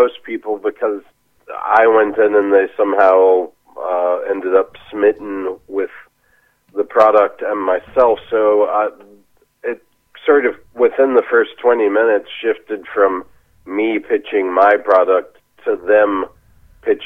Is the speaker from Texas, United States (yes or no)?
yes; Texas, United States; moved away as an adult; also born or lived in Los Angeles, California; now in Australia